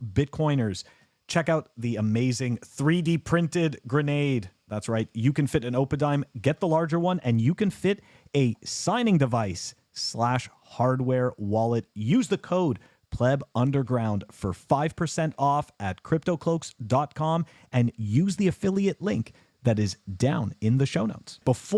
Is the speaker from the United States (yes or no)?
no; Canada; I'm from Canada